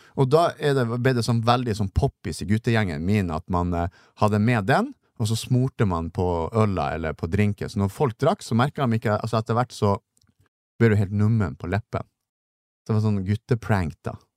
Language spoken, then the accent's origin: Norwegian; Narvik, Nordland, Norway; Jeg er jo fra Narvik